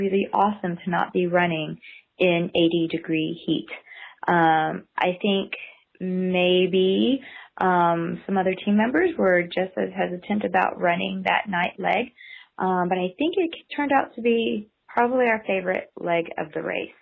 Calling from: Sammamish, Washington, United States; I'm calling from Sammamish or Seattle, Washington.

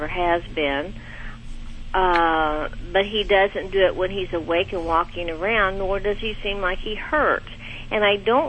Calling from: Bentonville, Arkansas, United States; I'm calling from Bentonville, Arkansas

